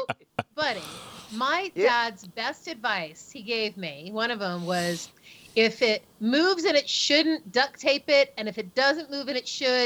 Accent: Northeast, United States; moved away; I grew up in the North. I grew up in the Northeast.

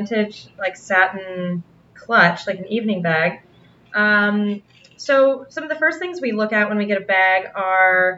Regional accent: Las Vegas, Nevada, United States; now in New York, United States; I'm from Las Vegas originally

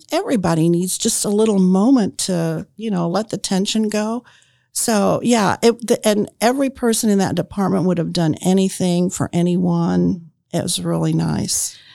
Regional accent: Indianapolis, Indiana, United States; moved away as an adult; also born or lived in Marion, Indiana; I grew up in Indianapolis, and when I graduated from Arlington High School, I went to Ball State

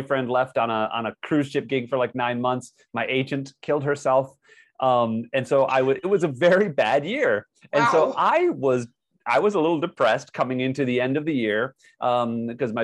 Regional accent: United States; also born or lived in Hollywood, California; I'm an American

